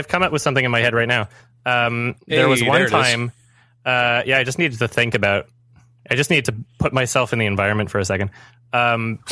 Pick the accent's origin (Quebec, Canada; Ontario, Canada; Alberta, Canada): Alberta, Canada; Edmonton; I grew up in Edmonton, Alberta, Canada, and it's way too cold there.